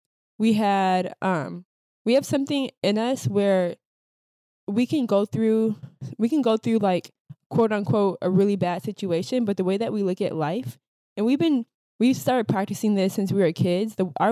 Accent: Minnesota, United States; I would say growing up in the Midwest, especially being women of color, and not only just women of color, but being Black women in Minnesota, not only did we get bullied for having eclectic styles, but we also got bullied for being Black.

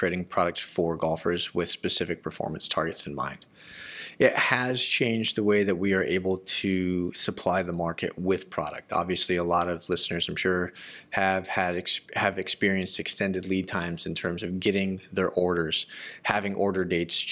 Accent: Arizona, United States; I grew up in Arizona

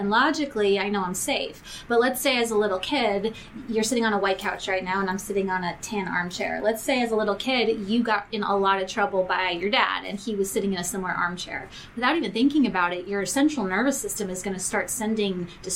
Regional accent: New York, United States; moved away; I grew up in New York. I'm a New York Jewish girl.

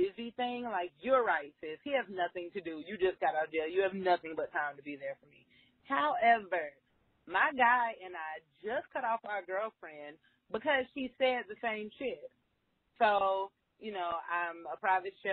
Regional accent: Florida, United States; now in Miami, United States; we're all from Florida

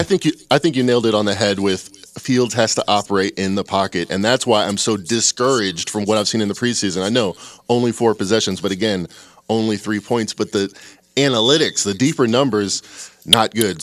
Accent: Chicago, Illinois, United States; I'm from Chicago

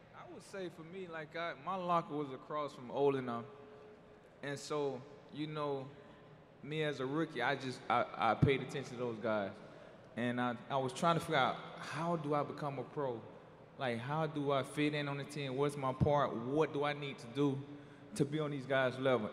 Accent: Florida, United States; growing up in Florida

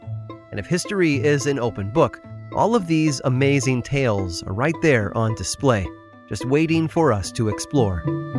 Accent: near Pontiac and Ottawa, Illinois, United States; I grew up near the Illinois towns of both Pontiac and Ottawa.

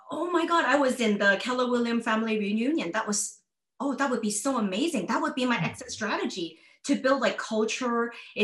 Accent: China; now in Vancouver, Canada; because my parents, we come from just a working class family. My dad's a chef. So I was born in China.

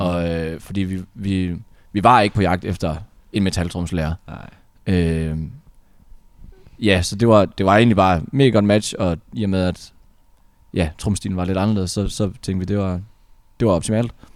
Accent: North Jutland, North Denmark Region, Denmark; nu er vi jo fra Nordjylland

